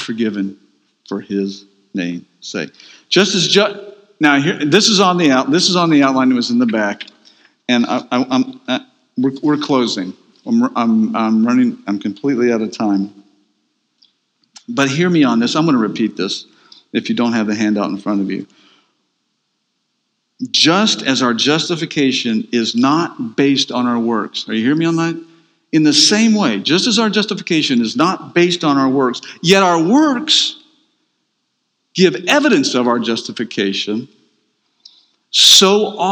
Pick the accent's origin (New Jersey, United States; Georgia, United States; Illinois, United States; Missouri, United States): Georgia, United States; Atlanta; I'm from Atlanta, Georgia.